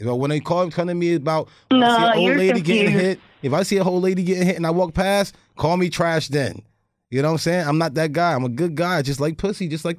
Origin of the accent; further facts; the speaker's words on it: New Jersey, United States; Well, I'm actually from New Jersey. So I'm from New Jersey, but I have a farm.